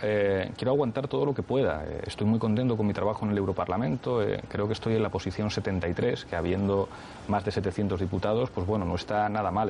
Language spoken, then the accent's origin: Spanish; Madrid, Community of Madrid, Spain; Yo soy madrileño y me siento orgulloso de ser madrileño